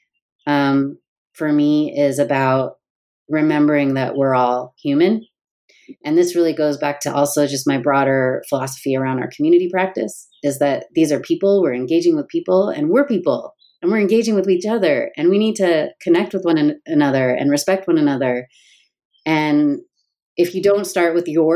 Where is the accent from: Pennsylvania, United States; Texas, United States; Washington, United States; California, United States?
Washington, United States; Seattle; also born or lived in New York / San Francisco; now in Los Angeles, United States; I live in Los Angeles. I'm from Seattle. Lived in New York and San Francisco.